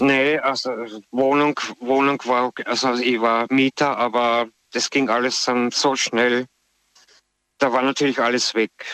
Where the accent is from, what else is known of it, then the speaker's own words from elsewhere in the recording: Austria; ich komme ursprünglich aus Österreich